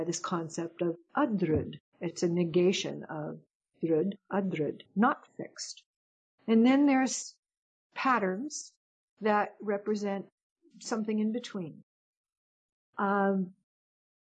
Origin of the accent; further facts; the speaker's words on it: United States; I'm an American.